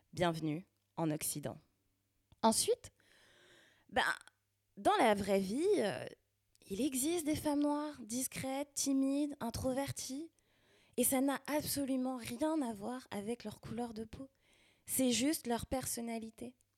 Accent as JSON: {"language": "French", "area": "Val-de-Marne", "region": "Île-de-France", "country": "France", "tie": "born or raised there", "accent": "banlieusard", "moved": "as an adult", "lives_now": "Quebec, Canada", "said": "je suis née et j'ai grandi dans le Val-de-Marne, en banlieue"}